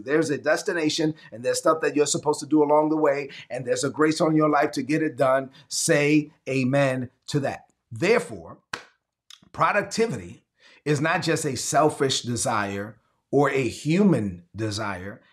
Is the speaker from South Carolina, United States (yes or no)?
no; New York City, New York, United States; When I was growing up in Brooklyn, I'm Dominican. I'm the first of my family born in, in this country